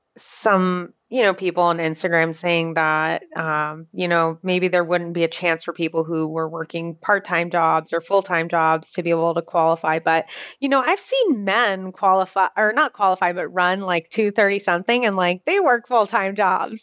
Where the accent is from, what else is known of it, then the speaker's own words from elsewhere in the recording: Orlando, Florida, United States; I'm from Orlando